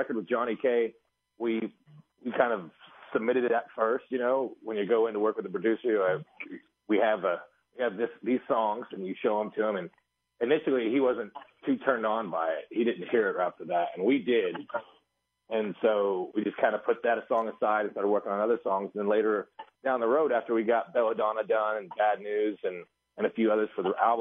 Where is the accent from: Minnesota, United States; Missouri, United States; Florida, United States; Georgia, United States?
Missouri, United States; Wheaton; I grew up in Wheaton, Missouri, which is a couple hours from you